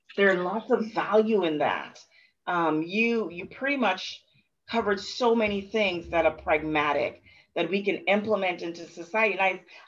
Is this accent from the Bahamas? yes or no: yes; Bahamas; growing up in the Bahamas, I have often been one to say, oh, we're just a happy-go-lucky people